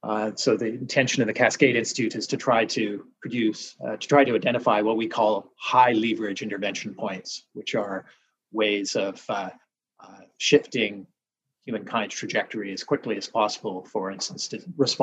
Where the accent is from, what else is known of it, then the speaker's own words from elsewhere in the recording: Vancouver Island, British Columbia, Canada; moved away as an adult; also born or lived in United States / Toronto / Waterloo; Vancouver Island, and recording this from a little cabin on a cliff overlooking the sea. I grew up on Vancouver Island and then went out east for over 40 years to study and work in the United States.